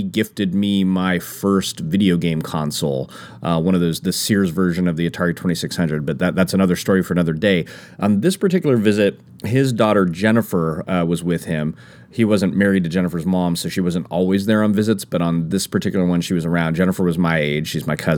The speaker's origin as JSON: {"language": "English", "town": "Santa Rosa", "region": "California", "country": "United States", "tie": "born or raised there", "said": "growing up in Santa Rosa"}